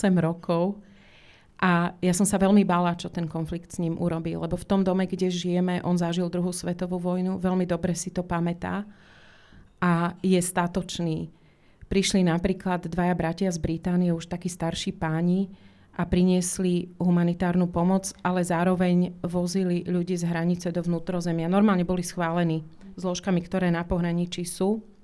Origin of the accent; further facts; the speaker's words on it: Slovakia; moved away as an adult; also born or lived in United States; now in Žilina, Slovakia; ja sama som odišla z Československa ešte socialistického, teda ja tomu hovorím komunistického Československa v roku 88 s jedným kufrom, bez slovníka, až som teda skončila v Spojených štátoch